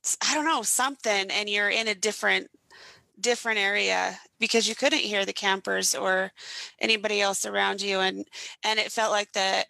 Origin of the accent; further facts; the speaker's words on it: Idaho, United States; now in Utah, United States; We're both originally from Idaho, but I now live in Utah